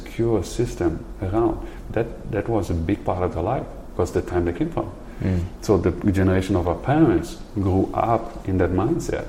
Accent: Netherlands; I come from Holland, the Netherlands

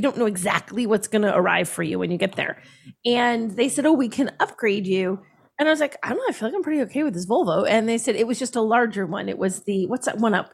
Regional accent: United States; we're American

